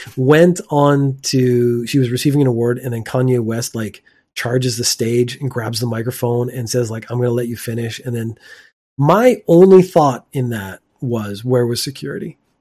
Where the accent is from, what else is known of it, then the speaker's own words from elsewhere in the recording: Canada; now in Japan; my home country of Canada